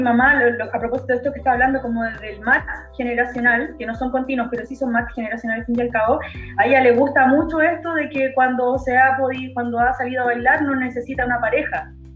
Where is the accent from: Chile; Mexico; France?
Chile; soy una mujer chilena morena de metro y medio